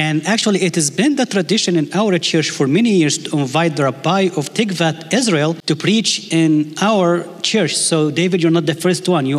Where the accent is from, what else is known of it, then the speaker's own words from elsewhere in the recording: Egypt; English is a second language; if you don't understand my English accent, I can preach in Arabic. You get to choose. But the length of the sermon is always a problem, because in Egypt, we don't set a time for the sermon.